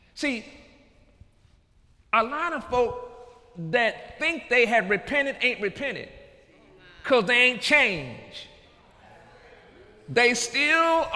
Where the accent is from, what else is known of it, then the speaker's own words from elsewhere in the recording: United States; I'm an American